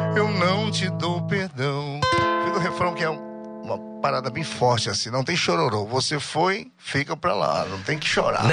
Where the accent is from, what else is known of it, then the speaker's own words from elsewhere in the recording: Barcarena, Pará, Brazil; Eu sou de Barcarena e comecei lá na década de 90.